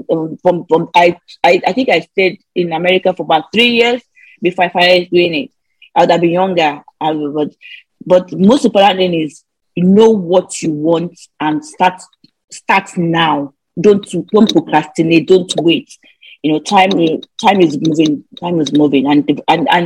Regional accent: Nigeria; moved away as an adult; the way we grew up in Nigeria, going to school in Nigeria is so different from abroad

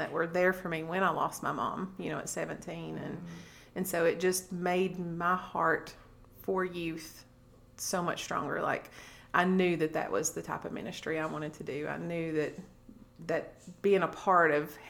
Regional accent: Corbin, Kentucky, United States; born or raised there; moved away as an adult; now in Alabama, United States

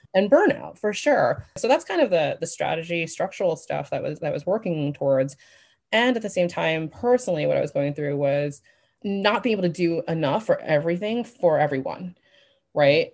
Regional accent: New York, United States; moved away as an adult; also born or lived in Las Vegas; I grew up in New York

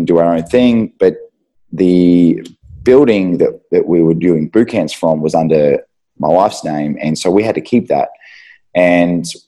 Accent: Euroa, Victoria, Australia; now in Melbourne, Australia; so we're country kids, we grew up in Euroa.

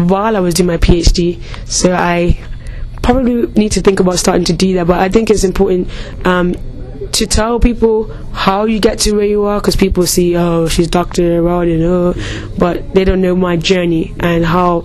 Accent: Bermuda; moved away as an adult; now in Leicester, United Kingdom; I was born and raised in Bermuda

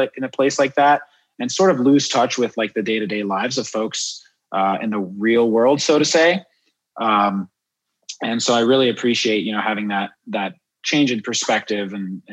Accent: Miami, Florida, United States; also born or lived in France / Juneau, Alaska; I'm originally French, grew up in Miami, but I was born in France

